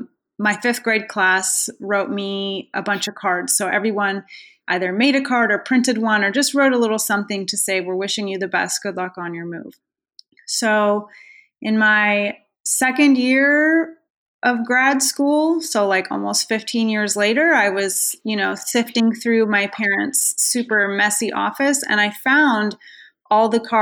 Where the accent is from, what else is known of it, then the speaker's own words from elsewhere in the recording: San Jose, California, United States; moved away as an adult; also born or lived in Irvine, California / Pennsylvania; now in North Carolina, United States; I am from San Jose, California. I grew up there